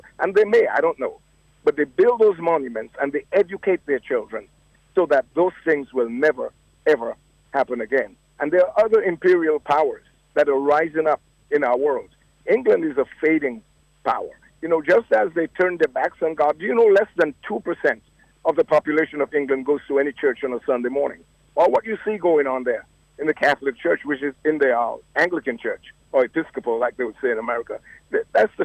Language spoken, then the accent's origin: English; Dominica; now in United States; as an American who was born in Dominica and a Dominican, I guess I have dual citizenship